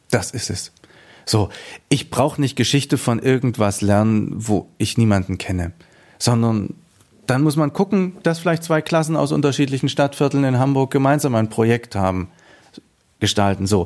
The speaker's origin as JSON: {"language": "German", "country": "Afghanistan", "said": "gemacht und wie hat sich Afghanistan entwickelt. Und auf einmal merken die Leute, eh, das ist wichtig, wo ich herkomme"}